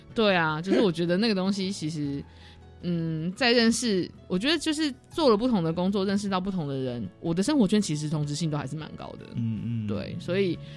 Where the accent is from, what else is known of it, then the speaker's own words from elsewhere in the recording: Taoyuan, Taiwan; 我桃园人